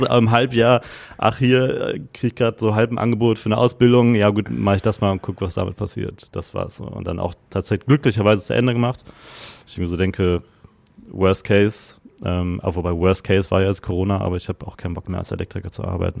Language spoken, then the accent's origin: German; Gütersloh, North Rhine-Westphalia, Germany; moved away as an adult; also born or lived in Netherlands / London; now in Hamburg, Germany; Ich komme gebürtig aus Gütersloh. Das ist äh, Westfalen, Ostwestfalen